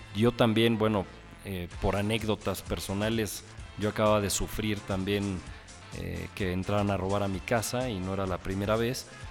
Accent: Mexico City, Mexico; los que somos chilangos

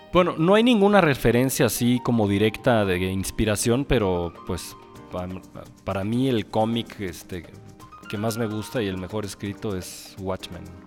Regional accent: Mexico City, Mexico; los que somos chilangos

